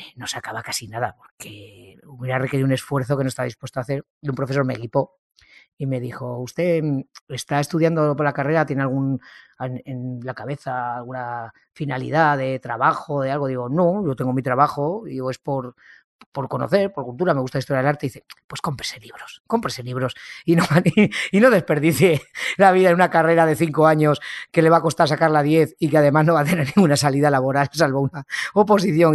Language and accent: Spanish; Ejea de los Caballeros, Aragon, Spain; now in Zaragoza, Spain; Yo soy de un pueblo, Ejea de los Caballeros, que está a unos 60 kilómetros, pero bueno, me nacieron aquí en Zaragoza y luego estuve en mi pueblo hasta los 20 añitos